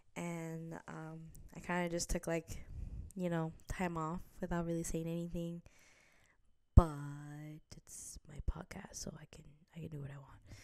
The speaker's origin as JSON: {"language": "English", "region": "New Jersey", "country": "United States", "also_born_or_lived": "Midwest", "moved": "yes", "lives_now": "New York City area, United States", "said": "I'm actually originally from New Jersey"}